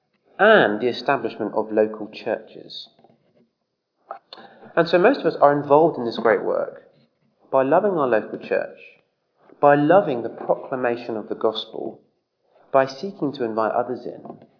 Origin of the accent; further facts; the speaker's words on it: England, United Kingdom; As an Englishman